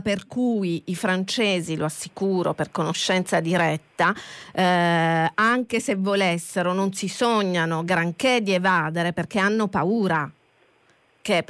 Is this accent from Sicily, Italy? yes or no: yes; Catania, Sicily, Italy; lo dico da catanese